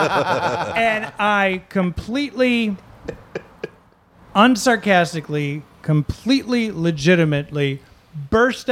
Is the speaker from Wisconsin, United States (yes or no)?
yes; Mayville, Wisconsin, United States; growing up in Mayville, Wisconsin, 3,000 people, no movie theater, nothing to do, 13 years old